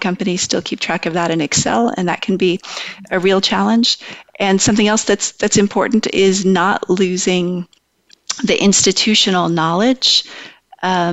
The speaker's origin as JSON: {"language": "English", "country": "United States", "tie": "born or raised there", "said": "growing up in America"}